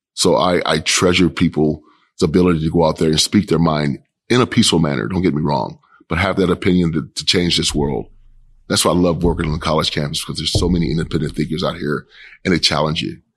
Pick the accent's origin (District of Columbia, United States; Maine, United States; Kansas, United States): Kansas, United States; Kansas City; moved away as an adult; now in Portland, United States; I grew up in Kansas City, Kansas.